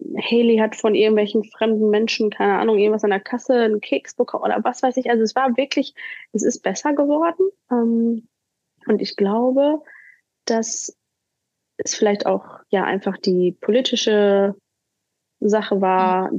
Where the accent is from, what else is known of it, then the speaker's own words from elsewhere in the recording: Hagen, North Rhine-Westphalia, Germany; moved away as an adult; also born or lived in Cleveland, Ohio, United States; hier bei uns in Hagen